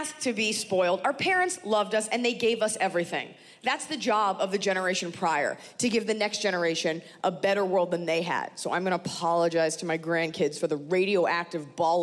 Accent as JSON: {"language": "English", "country": "United States", "said": "I am very proud to be an American"}